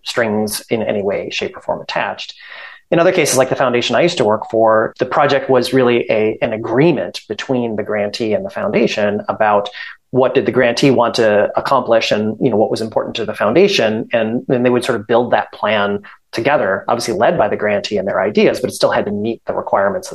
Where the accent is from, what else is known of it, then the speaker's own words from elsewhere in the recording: Stoughton, Wisconsin, United States; also born or lived in Madison, Wisconsin; I'm from Stoughton.